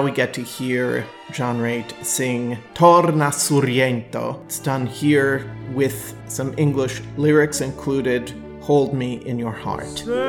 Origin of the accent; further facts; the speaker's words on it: Milwaukee, Wisconsin, United States; Milwaukee is my hometown